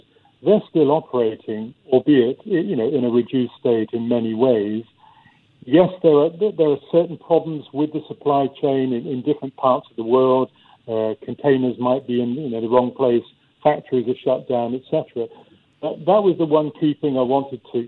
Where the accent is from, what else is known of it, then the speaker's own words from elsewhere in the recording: United Kingdom; being British